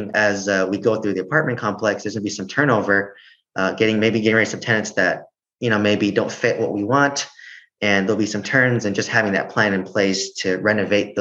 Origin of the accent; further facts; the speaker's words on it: California, United States; I'm from California, so it's different here versus in Oklahoma